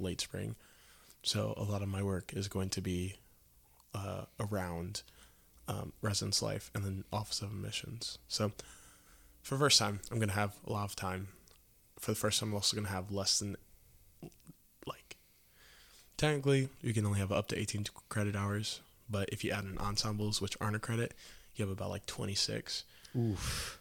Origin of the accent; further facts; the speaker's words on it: Quincy, Illinois, United States; I'm from Quincy, Illinois, so that's about two and a half hours north of here